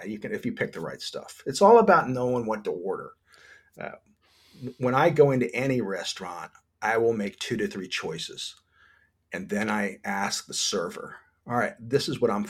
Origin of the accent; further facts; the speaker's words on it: New Jersey, United States; now in Florida, United States; I came from the Garden State, from New Jersey, and we had good produce.